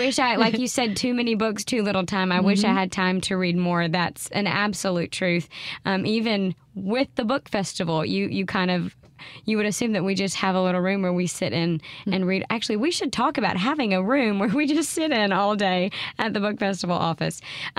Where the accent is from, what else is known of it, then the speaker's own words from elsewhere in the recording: Mississippi, United States; I grew up in Mississippi and I had a very different experience here than she did.